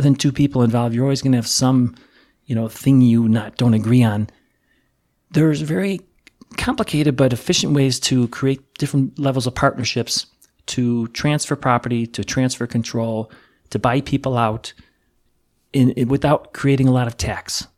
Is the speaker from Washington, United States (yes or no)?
no; Chicago, Illinois, United States; I'm from the Chicago area